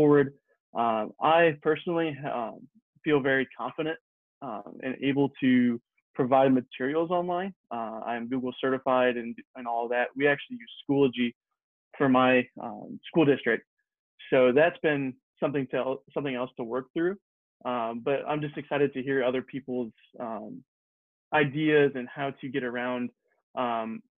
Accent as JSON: {"language": "English", "region": "Pennsylvania", "country": "United States", "said": "I am from Pennsylvania"}